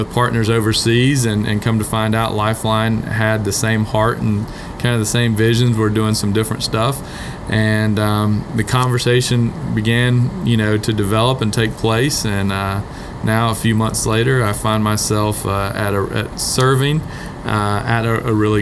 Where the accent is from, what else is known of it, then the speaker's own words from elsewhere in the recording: Atlanta, Georgia, United States; moved away; My family and I are originally from Atlanta